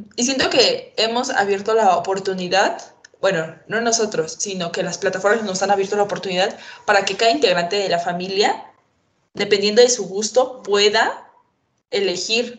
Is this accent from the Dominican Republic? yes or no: no; Mexico; nosotros como mexicanos